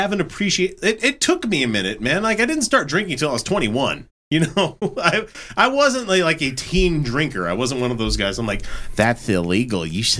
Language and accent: English; Fort Worth, Texas, United States; Okay, I'm from Carswell Air Force Base. Greater Dallas-Fort Worth region.